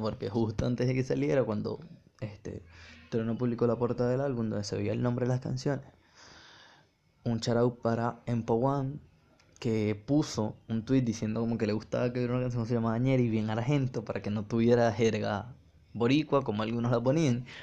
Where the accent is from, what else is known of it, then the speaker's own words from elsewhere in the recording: Venezuela; Yo como venezolano me, gusta mucho el reggaetón, porque crecí en el Caribe